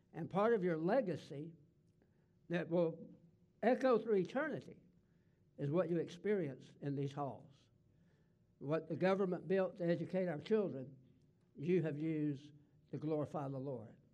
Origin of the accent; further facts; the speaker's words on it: the South, United States; accent: Southern; I was raised in the South and I talk Southern